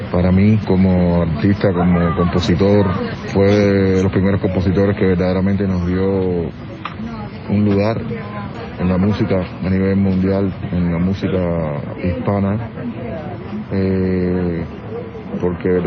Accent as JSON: {"language": "Spanish", "country": "Cuba", "said": "como cubano"}